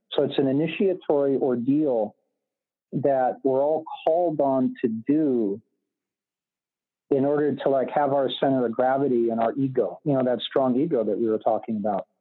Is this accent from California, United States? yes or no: yes; California, United States; I was growing up in Reagan era California